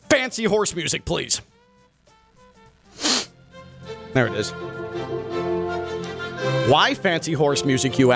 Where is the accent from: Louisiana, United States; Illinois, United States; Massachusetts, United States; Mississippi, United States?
Illinois, United States; Chicago; now in Miami, United States; we're both from Chicago